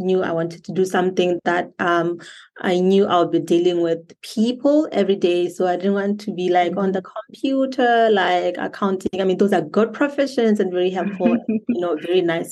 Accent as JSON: {"language": "English", "country": "Botswana", "tie": "born or raised there", "said": "I am from Botswana, born and raised."}